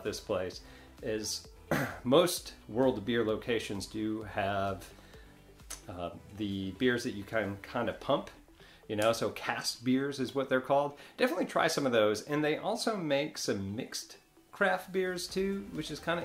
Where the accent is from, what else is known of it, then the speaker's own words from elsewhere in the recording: New York, United States; now in Destin, United States; I'm from New York